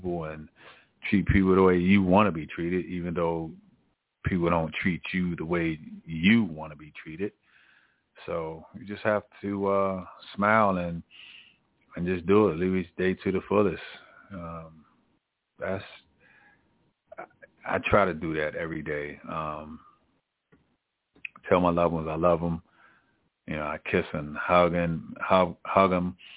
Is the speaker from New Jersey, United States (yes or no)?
no; Maryland, United States; I'm from Maryland